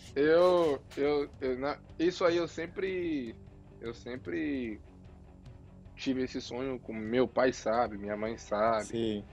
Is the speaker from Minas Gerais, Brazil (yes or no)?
no; Bahia, Brazil; Eu sou Bahia, eu sou baiano.